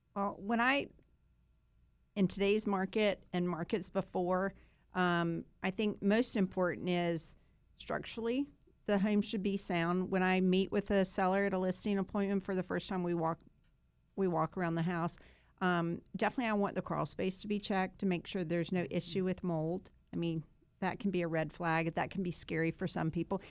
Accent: Sanford, North Carolina, United States; we grew up in Sanford together

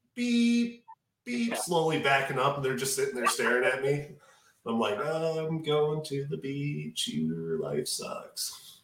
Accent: Detroit, Michigan, United States; I grew up in Detroit

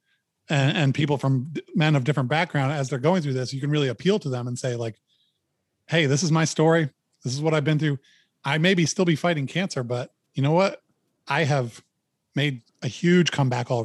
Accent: Maine, United States; I'm a guy from Maine

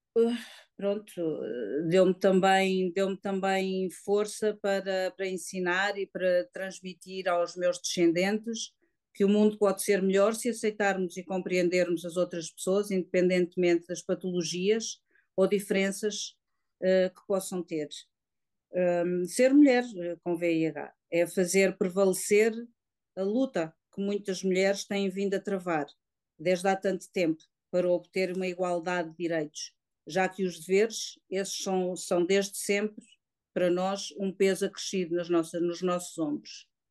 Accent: Lisbon, Portugal; tenho 57 anos, sou do Distrito de Lisboa

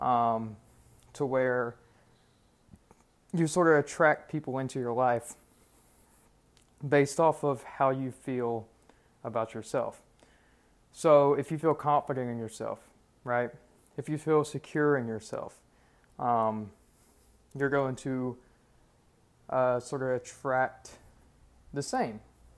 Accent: Alabama, United States; I'm from Alabama.

